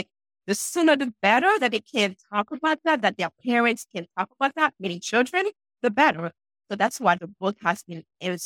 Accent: Haiti; now in New Hampshire, United States; I'm sure you guys can hear an accent. And yes, I'm from Haiti, but I'm in New Hampshire, where it's very cold right now

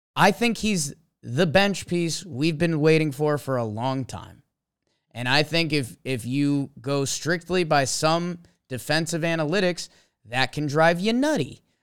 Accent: Connecticut, United States; I grew up in Connecticut

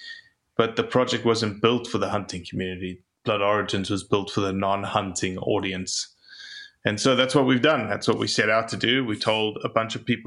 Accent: South Africa; moved away as an adult; also born or lived in Mississippi; now in United States; I'm from South Africa originally.

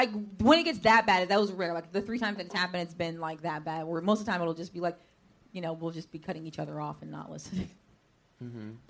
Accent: San Francisco, California, United States; because I grew up in San Francisco.

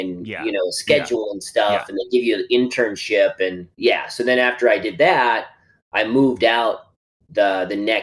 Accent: Howard, South Dakota, United States; moved away as an adult; also born or lived in Los Angeles; I'm from rural South Dakota, like a town of 800 people.

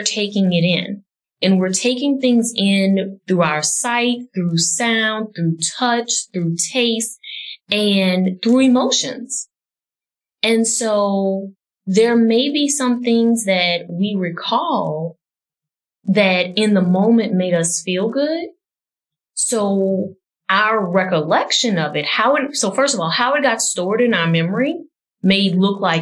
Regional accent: New Orleans, Louisiana, United States; growing up in New Orleans, like the early 90s, New Orleans was the murder capital

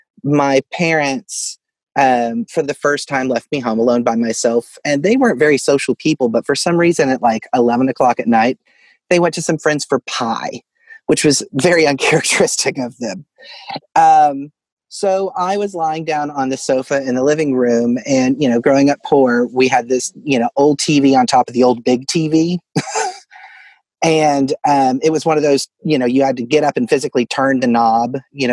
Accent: Fort Smith, Arkansas, United States; Yes, I grew up in Fort Smith, Arkansas, which was originally Hell on the Border, but that's its own.

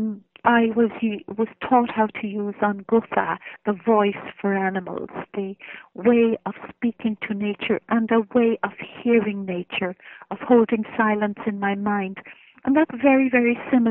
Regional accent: Ireland; I'm an Irish woman, and I look upon myself as an Irish woman.

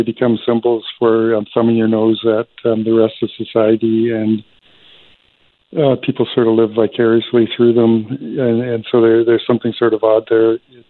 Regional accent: Lytton, British Columbia, Canada; now in Toronto, Canada; I grew up in Lytton, BC, a tiny little place in, you know, that burned down.

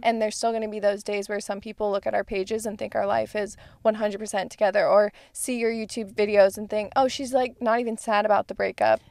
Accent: Arizona, United States; moved away; I'm from Arizona, the fog is not a thing

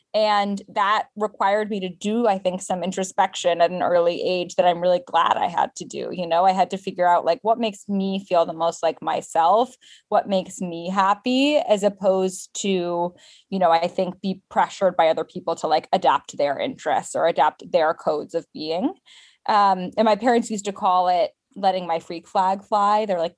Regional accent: London, United Kingdom; also born or lived in Japan; So I was born in London and then we lived in Japan for a bit. But the bulk of my life was spent in the UK. And my parents are American, hence the no accent.

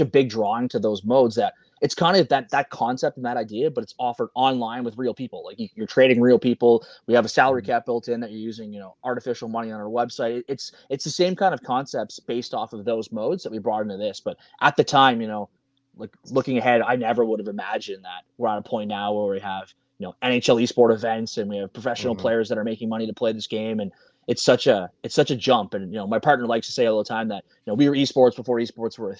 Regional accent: Canada; we're two Canadian kids that love hockey

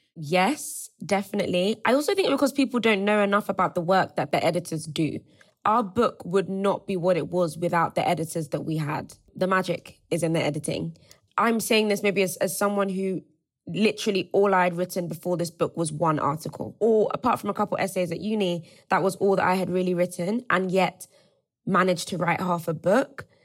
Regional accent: Nigeria; moved away; also born or lived in Cambridge, United Kingdom; I also went to Cambridge. I also left Nigeria

